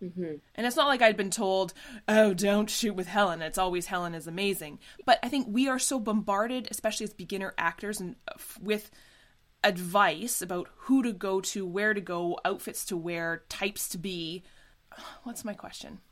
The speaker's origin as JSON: {"language": "English", "country": "Canada", "said": "as Canadian actors"}